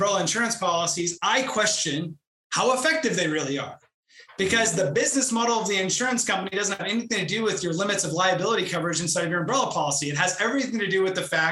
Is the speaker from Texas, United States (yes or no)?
yes; Houston, Texas, United States; also born or lived in Albany, New York / Austin, Texas; I was born and raised in Houston, Texas